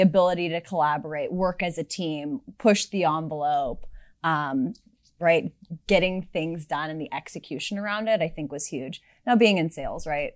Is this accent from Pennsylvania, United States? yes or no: no; Sunnyvale, California, United States; I grew up in Silicon Valley, as you mentioned, actually in Sunnyvale